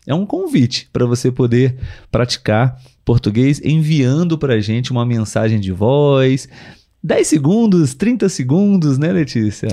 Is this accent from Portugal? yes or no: no; Brazil; nós somos brasileiros